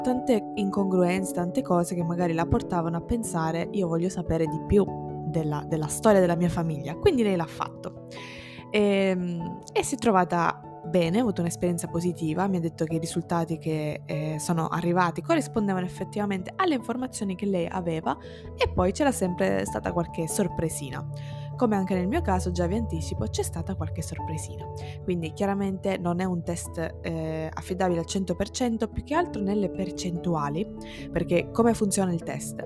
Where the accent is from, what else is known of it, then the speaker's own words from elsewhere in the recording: Ragusa, Sicily, Italy; io sono italiana, sono siciliana